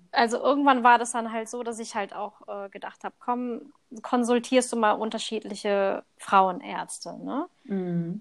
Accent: Thailand; moved away; Also ursprünglich komme ich aus Thailand

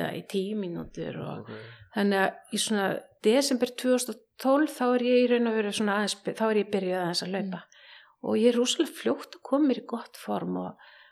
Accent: Hafnarfjörður, Capital Region, Iceland; moved away as an adult; now in Reykjavík, Iceland; ég er semst að dólst upp í Hafnafyrði í hrauninu þar

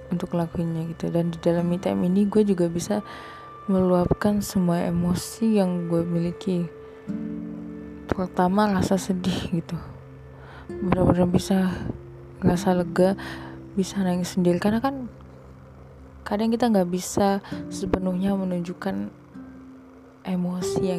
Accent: Sumatra, Indonesia; gue itu kan dari Sumatera kayak bener-bener dari Sumatera gitu dan banyak banget orang mikir kalau lu jalan sendiri lu pergi kemana-mana sendiri lu tuh kayak aneh kayak freak gitu

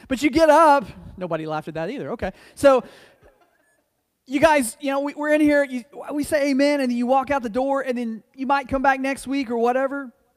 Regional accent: United States; being an American

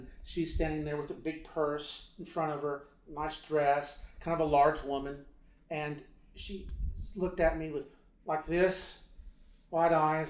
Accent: Beirut, Beirut Governorate, Lebanon; A lot of violence, so much violence in Lebanon at that time. We are from Beirut.

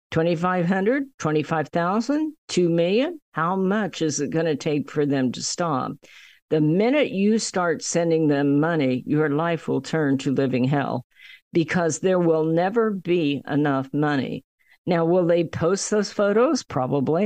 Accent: United States; being an American

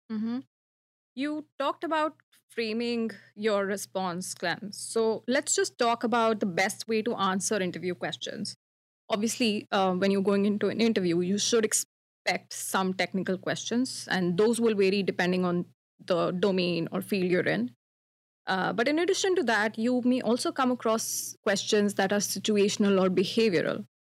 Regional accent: India; moved away as an adult; now in Toronto, Canada; my home country, India

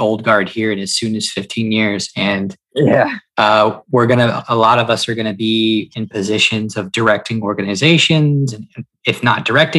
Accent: the South, United States; And I'm from the South, so I can say this.

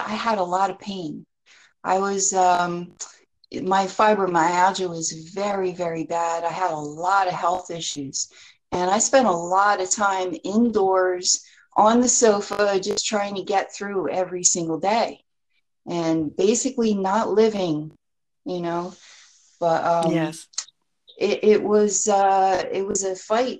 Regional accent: New Jersey, United States; moved away as an adult; also born or lived in Florida; I grew up in New Jersey, and I lived here most of my life, and then I moved to Florida for about 16 years, and I just recently moved back to New Jersey

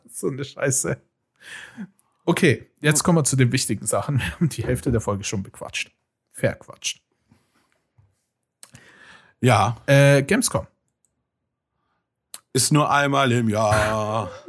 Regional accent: Cologne, North Rhine-Westphalia, Germany; ich habe gar nichts mitgekriegt und ich bin Kölner.

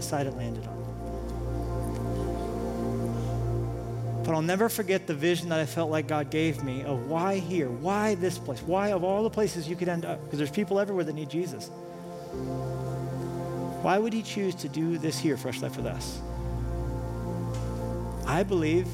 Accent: Colorado, United States; now in Montana, United States; I grew up in Colorado

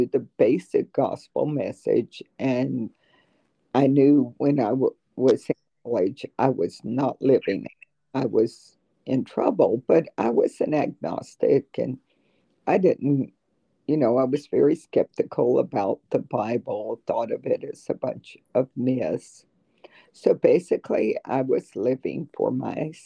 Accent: South Georgia, United States; moved away as an adult; also born or lived in North Florida; now in Terre Haute, United States; I'm originally from South Georgia and North Florida, and I attended the University of Florida

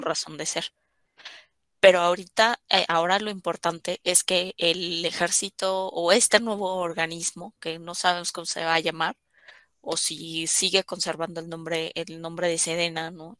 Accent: Mexico; como ciudadanos mexicanos tenemos

